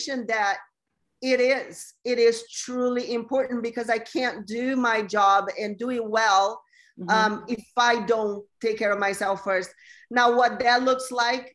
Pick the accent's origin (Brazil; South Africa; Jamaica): Brazil; moved away as an adult; also born or lived in Los Angeles, United States / San Diego, United States; now in United States; I'm originally from Brazil, and I moved to the U.S. when I was 20 to go to fashion school in L.A.